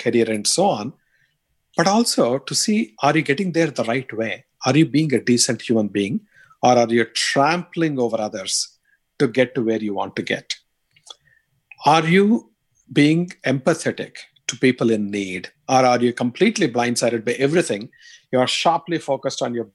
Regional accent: India; accent: strong Indian; moved away; my strong Indian accent

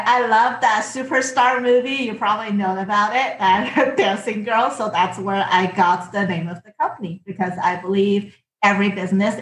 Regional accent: China; moved away as an adult; I came from China

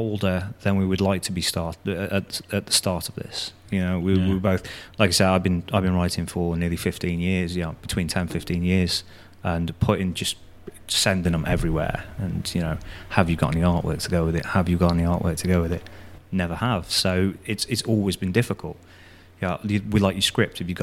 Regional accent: Telford, West Midlands, United Kingdom; I'm from Telford, just over the way

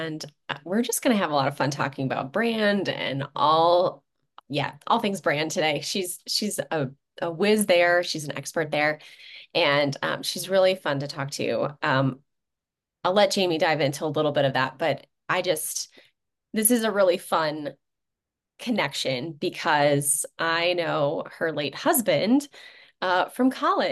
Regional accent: Chicago suburbs, Illinois, United States; I was from the Chicago suburbs

